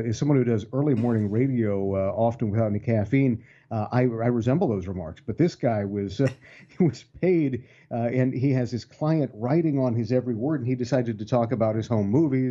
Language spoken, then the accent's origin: English; Ohio, United States; here in my home state of Ohio